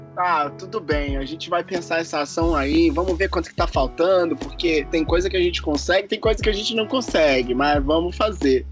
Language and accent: Portuguese; Juiz de Fora, Minas Gerais, Brazil; now in Germany; lá da minha, da Juiz de Fora, lá da minha cidade